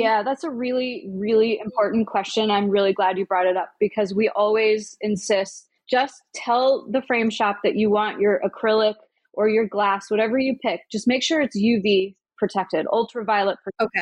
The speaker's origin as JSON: {"language": "English", "town": "Omaha", "region": "Nebraska", "country": "United States", "tie": "born or raised there", "moved": "yes", "lives_now": "New York City, United States", "said": "the bookstore in my hometown, Omaha"}